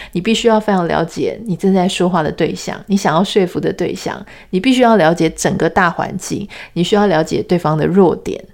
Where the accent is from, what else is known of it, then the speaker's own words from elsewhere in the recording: Taiwan; 我们从小在台湾长大